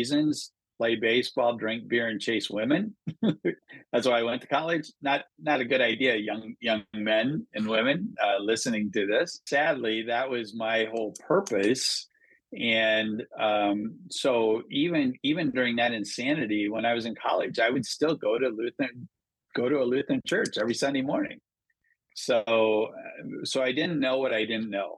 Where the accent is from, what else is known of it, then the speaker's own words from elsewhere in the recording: small town Minnesota, United States; moved away as an adult; also born or lived in Le Mars, Iowa / Las Vegas, Nevada; Born in Iowa, grew up in Minnesota.